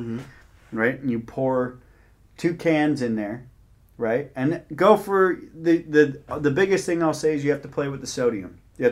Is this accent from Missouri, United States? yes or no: no; Bay Area, Marin County, California, United States; I grew up in the Bay Area.